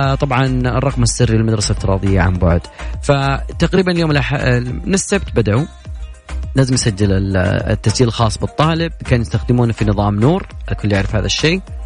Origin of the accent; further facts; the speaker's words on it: Saudi Arabia; عندنا في السعودية